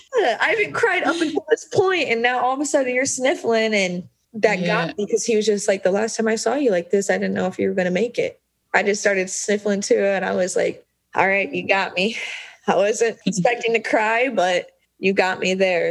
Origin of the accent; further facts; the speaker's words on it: Des Moines, Iowa, United States; born and raised in Des Moines, Iowa, which is smack dab right in the middle of the United States